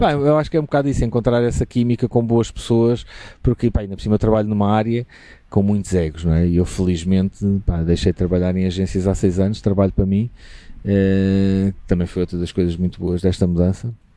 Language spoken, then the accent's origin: Portuguese; Lisbon, Portugal; moved away as an adult; also born or lived in Évora; now in Alentejo, Portugal; tenho raízes alentejanas, apesar de ser lisboeta